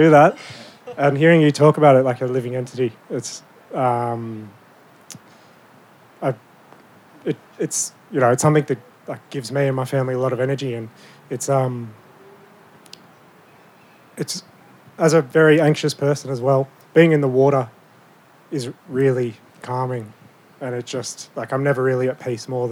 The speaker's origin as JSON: {"language": "English", "area": "Ngunnawal country", "region": "Australian Capital Territory", "country": "Australia", "tie": "born or raised there", "moved": "yes", "lives_now": "Melbourne, Australia", "said": "We grew up on Ngunnawal country"}